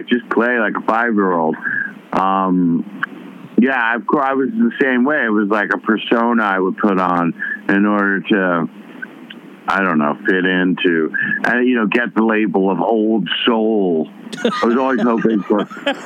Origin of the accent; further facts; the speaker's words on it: New York City, New York, United States; I was from the West Side